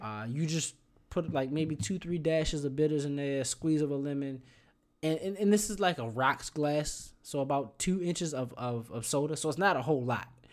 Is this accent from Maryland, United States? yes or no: yes; Baltimore, Maryland, United States; moved away; I'm from Baltimore